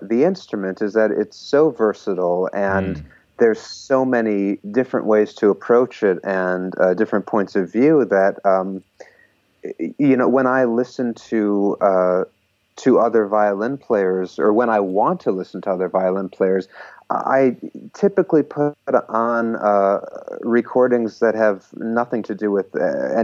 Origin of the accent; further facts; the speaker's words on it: a suburb of Chicago, Illinois, United States; now in New York, United States; I grew up in a suburb of Chicago